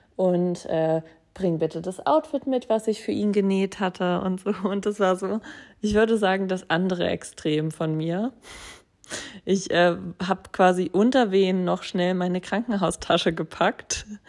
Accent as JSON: {"language": "German", "town": "Braunschweig", "region": "Lower Saxony", "country": "Germany", "tie": "born or raised there", "moved": "yes", "said": "in meinem Heimatort Braunschweig"}